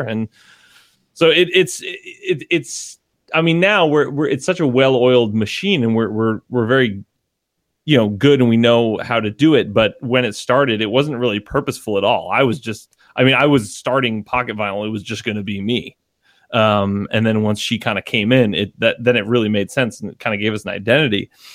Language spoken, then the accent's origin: English; Connecticut, United States; we are from Connecticut